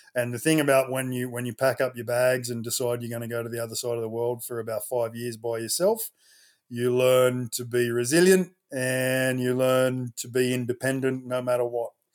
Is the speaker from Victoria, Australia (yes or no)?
no; Sydney, New South Wales, Australia; I'm a Westie. I grew up, uh, Southwest Sydney, Ingleburn